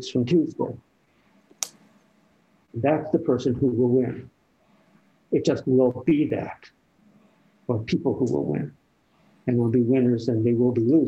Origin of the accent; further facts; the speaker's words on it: Northeast, United States; moved away; I'm from the Northeast where, you know, this time of year there'd be colors to see